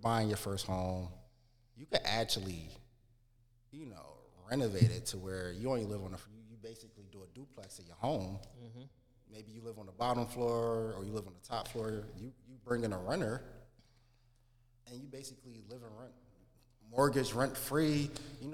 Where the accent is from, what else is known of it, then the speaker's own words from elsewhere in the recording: Philadelphia, Pennsylvania, United States; I'm from North Philly, you know, 22nd and Master. Basically grew up there my entire life